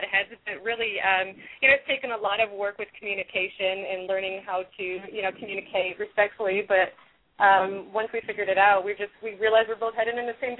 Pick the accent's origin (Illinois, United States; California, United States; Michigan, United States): Michigan, United States; Detroit; I was born and raised in Detroit